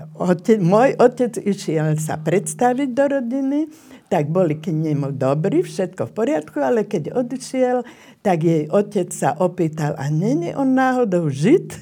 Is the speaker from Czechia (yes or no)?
yes; Brno, South Moravian Region, Czechia; Narodila som sa v Brne, odkiaľ pochádzala moja maminka